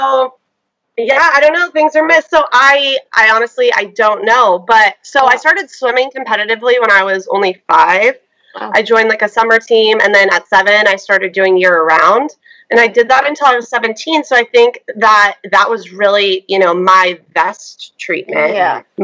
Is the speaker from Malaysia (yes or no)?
no; near Stanford Hospital, California, United States; I grew up near Stanford Hospital, but I always went to the Palo Alto Medical Clinic for my things